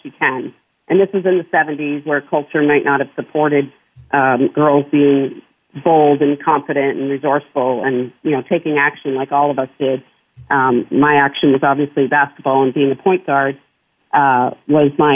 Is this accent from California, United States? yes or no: no; New Hampshire, United States; I grew up in small town New Hampshire on a farm